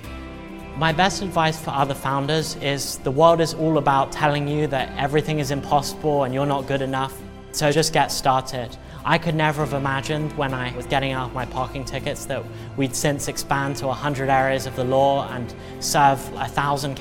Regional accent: England, United Kingdom; now in United States; I'm originally from England, and when I moved here, I was a terrible driver

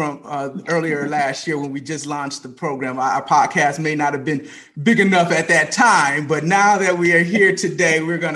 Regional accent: Flint, Michigan, United States; my hometown of Flint

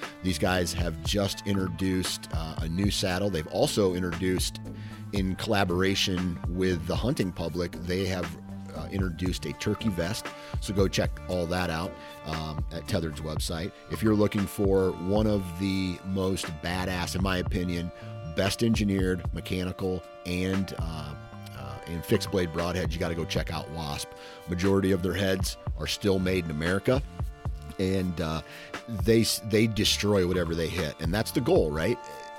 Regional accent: Midwest, United States; When I think of tradition, of course, I'm from the Midwest, so I'm a little bit biased here in this answer.

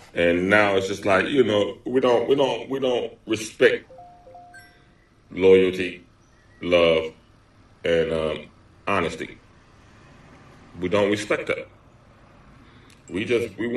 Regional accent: Los Angeles, California, United States; I grew up in Los Angeles

